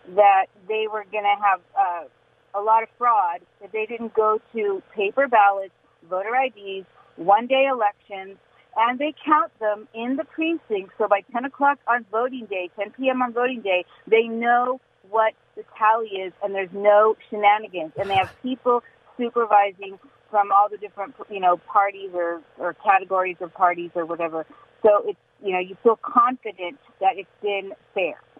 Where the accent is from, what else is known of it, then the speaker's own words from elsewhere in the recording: Newport Beach, California, United States; now in Pasadena, United States; I was born in Newport Beach. I went to Laguna Beach High School